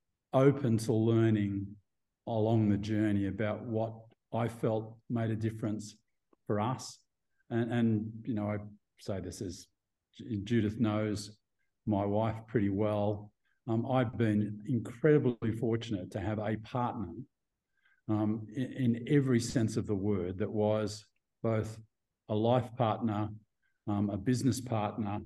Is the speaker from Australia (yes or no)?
yes; Australia; moved away as an adult; also born or lived in Singapore / Thailand / Vietnam / Hong Kong; now in Mexico; I am about as Australian as you'll get, Aussie by birth